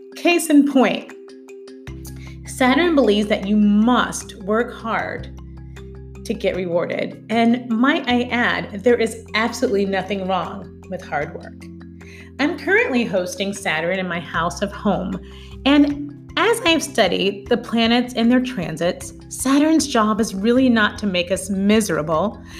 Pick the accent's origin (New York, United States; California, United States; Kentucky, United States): Kentucky, United States; Louisville; also born or lived in Goshen, Kentucky; move to Kentucky, where I'm from, when he was offered a job with a San Francisco based tech company that had recently relocated to my hometown of Louisville